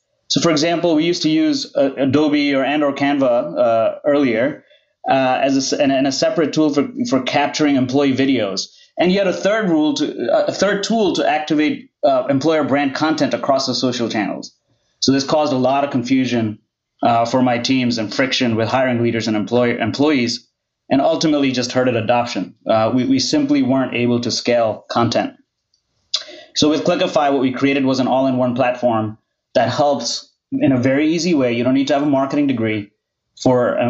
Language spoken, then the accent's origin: English; India; I grew up in India